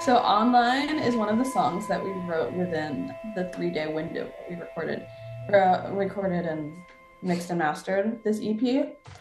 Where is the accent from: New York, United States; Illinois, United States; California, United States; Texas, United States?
Illinois, United States; Forest Park; I come from Forest Park, Illinois, and we actually have more dead people than alive because we have so many cemeteries. So, you know, youth is being a middle schooler is about going to the graveyards